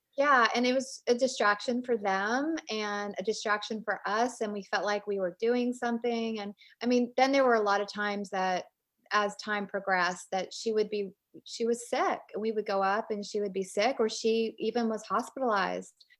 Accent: Richmond, Virginia, United States; moved away as an adult; also born or lived in Alabama; now in North Carolina, United States; I grew up in Richmond, Virginia, and I live in North Carolina now

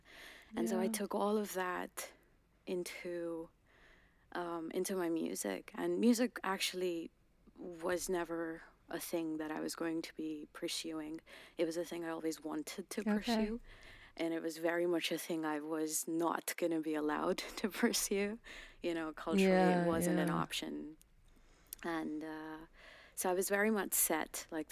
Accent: Uttarakhand, India; first language Garhwali; English is a second language; moved away as an adult; now in London, United Kingdom; I was born there. I was raised there. And I'm specifically a Garhwali woman.

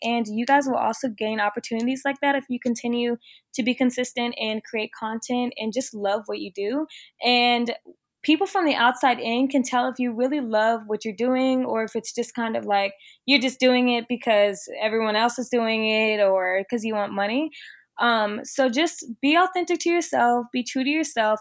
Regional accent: Chicago, Illinois, United States; moved away as an adult; also born or lived in Virginia; now in Miami, United States; I'm originally from the Chicago area

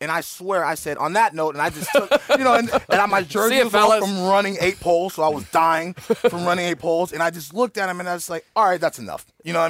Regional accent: Oakland, California, United States; I'm from Oakland

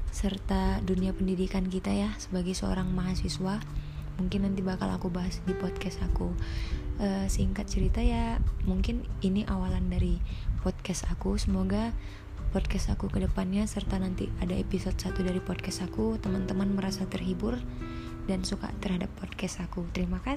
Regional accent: Batam, Riau Islands, Indonesia; umurku 20 tahun Asalku dari Kepulauan Riau, Kota Batam

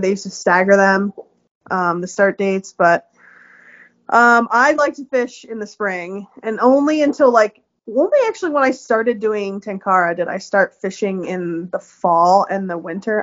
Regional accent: the Poconos, eastern Pennsylvania, United States; I grew up on the eastern side of Pennsylvania

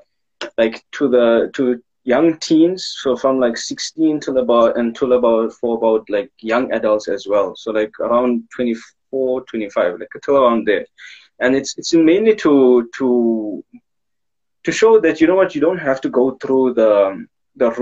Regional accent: Pretoria, Gauteng, South Africa; I am from Pretoria West

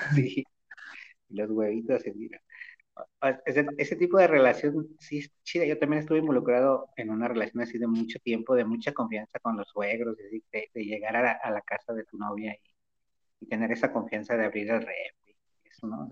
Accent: Guadalajara, Jalisco, Mexico; soy de Guadalajara

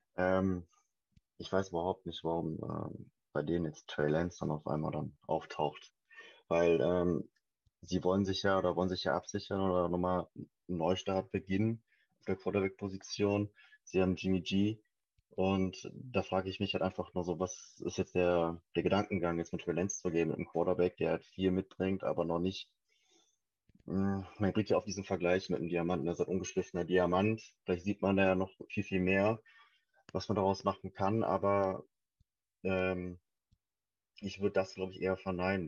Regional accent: Wuppertal, North Rhine-Westphalia, Germany; now in Essen, Germany; ich komme gebürtig aus Suppertal, Wuppertal, momentan in dem schönen Essen

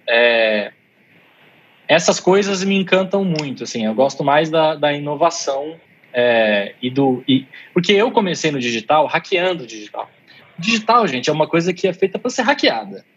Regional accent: Brazil; eu sou brasileiro

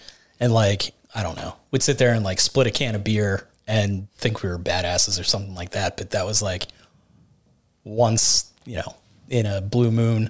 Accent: Latrobe, United States; born or raised there

